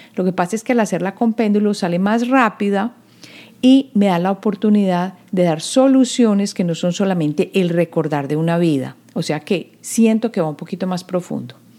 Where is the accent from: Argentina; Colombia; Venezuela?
Colombia; now in United States; En la época en que yo crecí en Colombia, había unión de estado e iglesia